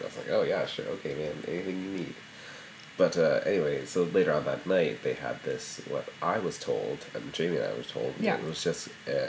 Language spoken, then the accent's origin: English; United States; I'm American.